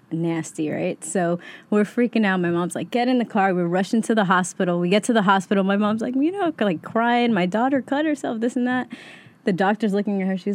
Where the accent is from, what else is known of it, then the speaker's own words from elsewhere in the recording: Yonkers, New York, United States; even though we, we were raised in Yonkers, really, I can say I'm from Queens.